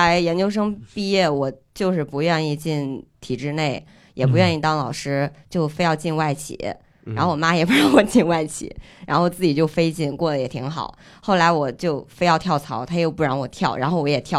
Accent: Henan, China; 河南的，

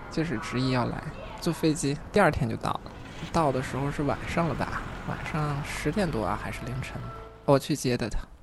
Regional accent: Baoqing, Heilongjiang, China; now in Hangzhou, China; 来自黑龙江。 在双鸭山市下面有个宝清县，宝清县下面还有个农场，现在算是一个县级农场，蛮大的。我父母也是在这边长大的。那个时候儿，他们也都是在忙着赚钱，工作，所以有很长一段时间，我是在我的外公外婆家长大的

